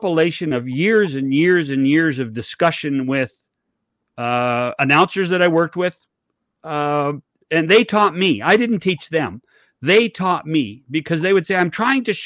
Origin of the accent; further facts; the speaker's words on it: Oliver, British Columbia, Canada; I was born in Oliver, British Columbia